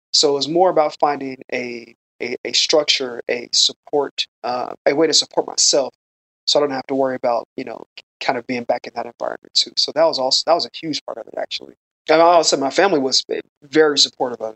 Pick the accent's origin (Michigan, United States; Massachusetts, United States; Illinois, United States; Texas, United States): Illinois, United States; Chicago; moved away as an adult; also born or lived in Los Angeles, United States; Originally, I'm from Chicago